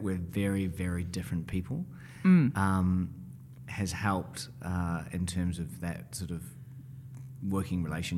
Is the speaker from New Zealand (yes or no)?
yes; New Zealand; we grew up in New Zealand, so she would go to Smith & Coe, which was our kind of premium department store